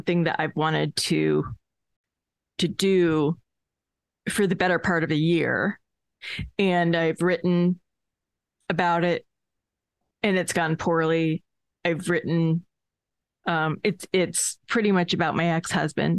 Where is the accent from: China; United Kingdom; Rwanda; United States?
United States; Northeast; I am from the Northeast